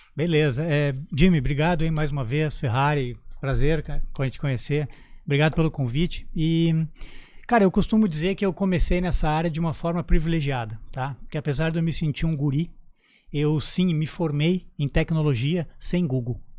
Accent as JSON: {"language": "Portuguese", "town": "Canoas", "region": "Rio Grande do Sul", "country": "Brazil", "tie": "born or raised there", "also_born_or_lived": "Porto Alegre", "moved": "as an adult", "lives_now": "Santa Catarina, Brazil", "said": "no Rio Grande do Sul, na minha terra natal. Eu sou natural de Canoas"}